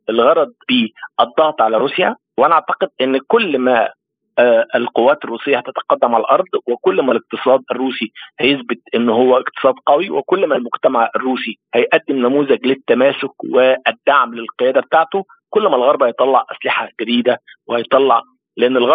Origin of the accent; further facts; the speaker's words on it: Egypt; احنا في مصر مش حاسين بازمه رغيف عيش